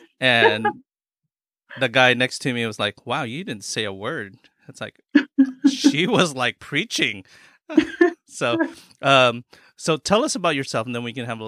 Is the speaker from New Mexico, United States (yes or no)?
no; San Bernardino, California, United States; also born or lived in Philippines; growing up in Southern California all my life, mm-hmm. and then being an immigrant in the Philippines